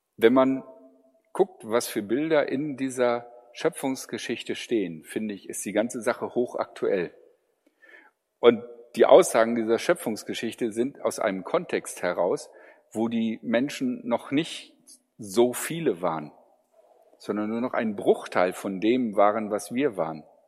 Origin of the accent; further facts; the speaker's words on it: Germany